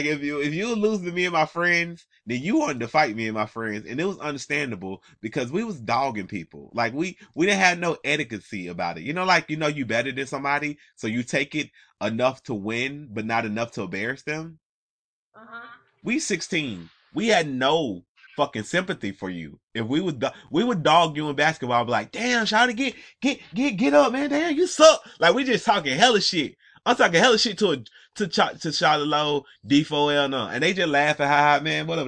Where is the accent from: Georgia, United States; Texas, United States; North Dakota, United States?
Georgia, United States; Atlanta; I'm from Atlanta